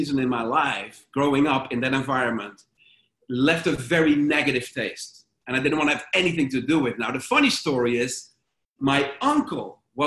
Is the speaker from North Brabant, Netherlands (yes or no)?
yes; Sprang-Capelle, North Brabant, Netherlands; moved away; I went back to my hometown. It's a little town called Sprangkapelle